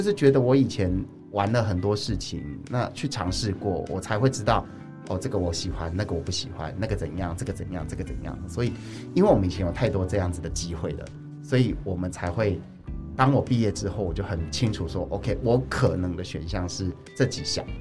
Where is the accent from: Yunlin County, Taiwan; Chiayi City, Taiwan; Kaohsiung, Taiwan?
Chiayi City, Taiwan; Chiayi; moved away; 我在社区里面长大，就是我之前，因为还好我回来嘉义市